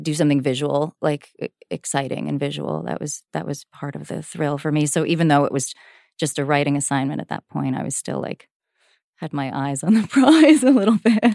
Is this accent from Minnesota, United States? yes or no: no; New Jersey, United States; I grew up in Jersey